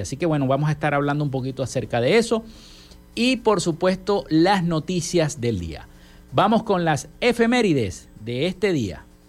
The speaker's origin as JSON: {"language": "Spanish", "country": "Venezuela", "said": "no todos los venezolanos"}